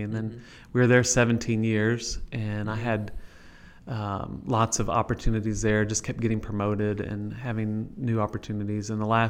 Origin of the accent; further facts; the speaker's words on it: San Antonio, Texas, United States; moved away as an adult; also born or lived in Fort Worth, Texas; now in Jackson, United States; I was born in San Antonio, born and raised in San Antonio, Texas. Did my undergraduate work at Baylor.